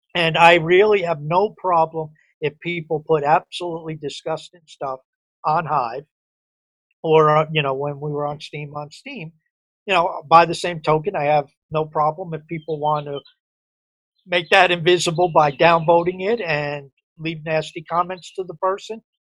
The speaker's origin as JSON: {"language": "English", "region": "outside New York City", "country": "United States", "tie": "born or raised there", "said": "I grew up outside New York City"}